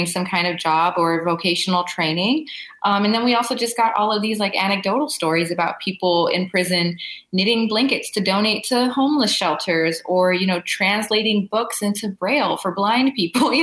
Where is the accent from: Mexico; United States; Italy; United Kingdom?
United States; Los Angeles, California; growing up in Los Angeles